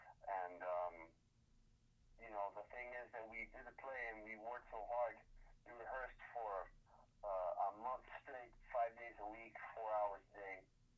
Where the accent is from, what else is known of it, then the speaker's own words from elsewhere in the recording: Miami, Florida, United States; I am from Miami, Florida, born and raised.